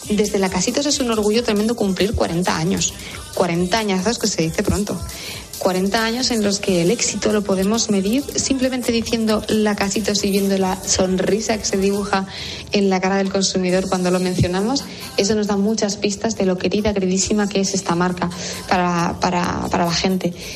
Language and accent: Spanish; Menorca, Balearic Islands, Spain; also born or lived in Madrid; la cocina mediterránea de mi tierra, que es Menorca